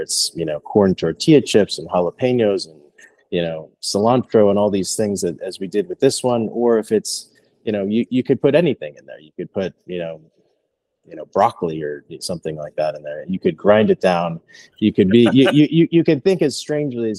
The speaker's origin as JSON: {"language": "English", "town": "Philadelphia", "region": "Pennsylvania", "country": "United States", "moved": "yes", "said": "I'm from Philadelphia originally"}